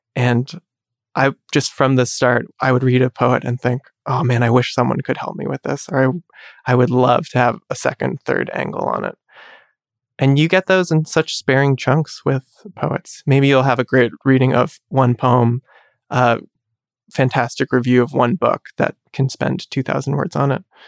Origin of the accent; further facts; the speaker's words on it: United States; I'm Chinese American